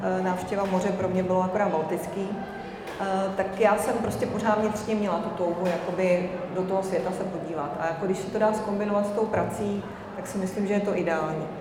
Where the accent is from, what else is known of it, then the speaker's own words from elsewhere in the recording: Czechia; jako Češi